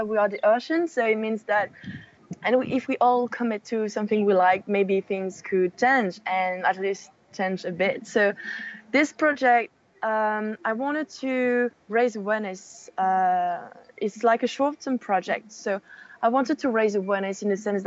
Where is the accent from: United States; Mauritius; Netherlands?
Mauritius; moved away as an adult; also born or lived in France; now in Paris, France; I am French and I grew up in Mauritius Island, which I call home now